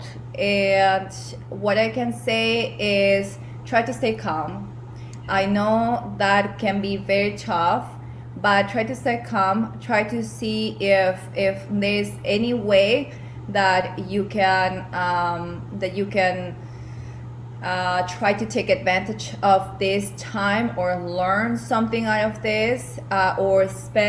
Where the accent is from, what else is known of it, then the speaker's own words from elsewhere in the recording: Peru; moved away as an adult; Some of you know I am originally from Peru. I grew up there. I went to university there as well